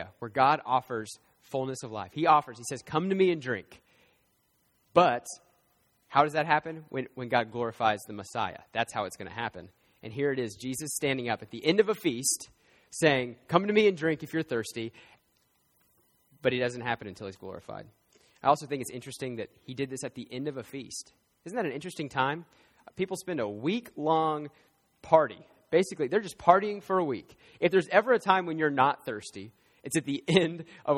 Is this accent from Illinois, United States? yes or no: no; Oklahoma, United States; I'm from Oklahoma